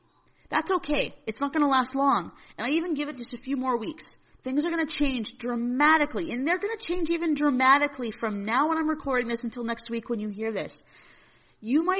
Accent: Northern Alberta, Canada; I'm from Northern Alberta and we're heavily reliant in Alberta on our industries

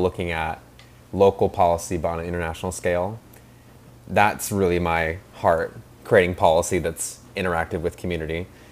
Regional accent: Seattle, Washington, United States; also born or lived in New York; I was born in Seattle and grew up here

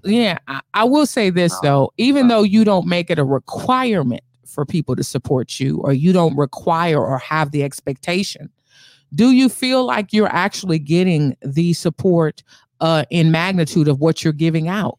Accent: Bay Area, California, United States; me and my brother are from the Bay Area.

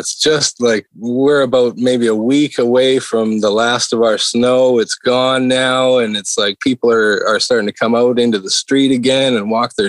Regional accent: Western Canada, Canada; If people that are out here on the East will tell you the truth like I will, because I came from the West side of Canada, but that's the reality.

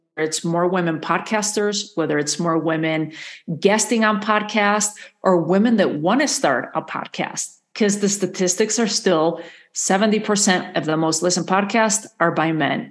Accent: Madrid, Community of Madrid, Spain; moved away as an adult; also born or lived in New York / Galicia / Santa Fe, New Mexico; now in United States; I was born and raised in Madrid in the capital.

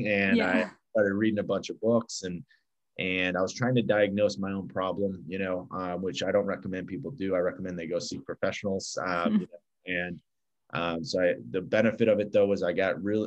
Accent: Chicago, Illinois, United States; I grew up in Chicago, which I'm actually sitting in right now

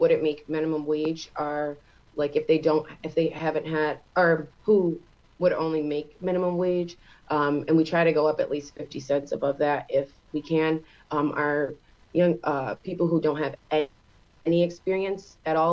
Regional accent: Geneva, New York, United States; born and raised Geneva, New York

